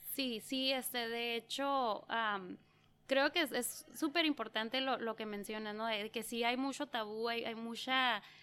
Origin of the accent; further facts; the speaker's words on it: Yuma, Arizona, United States; also born or lived in San Luis Río Colorado, Mexico / San Luis, Arizona; he vivido en lo que es, eh, pues San Luis, México y San Luis, Arizona. Soy nacida en Yuma